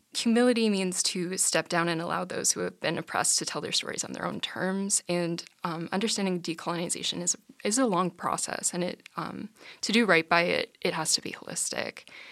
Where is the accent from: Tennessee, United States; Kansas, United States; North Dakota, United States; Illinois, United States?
North Dakota, United States; Grand Forks; I'm from Grand Forks